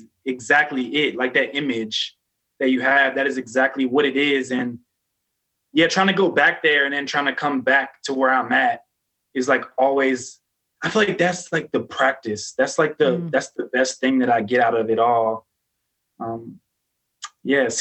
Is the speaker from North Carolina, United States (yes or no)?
no; Philadelphia, Pennsylvania, United States; I grew up in Philadelphia in the hood